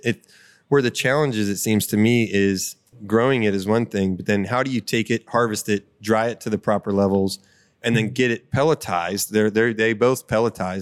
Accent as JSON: {"language": "English", "area": "Butler County", "region": "Pennsylvania", "country": "United States", "tie": "born or raised there", "said": "I'm born and raised in Butler County"}